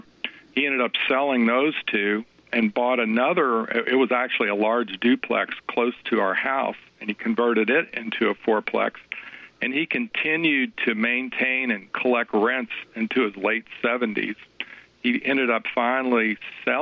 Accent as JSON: {"language": "English", "town": "Louisville", "region": "Kentucky", "country": "United States", "tie": "born or raised there", "said": "I'm from Louisville, Kentucky."}